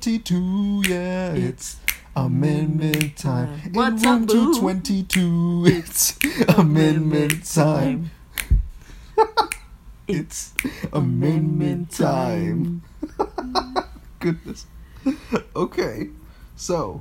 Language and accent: English; Miami, Florida, United States; we're from Miami